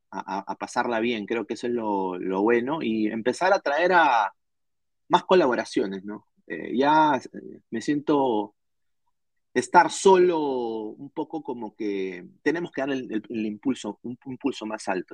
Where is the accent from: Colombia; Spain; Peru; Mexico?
Peru; now in Orlando, United States; Como peruano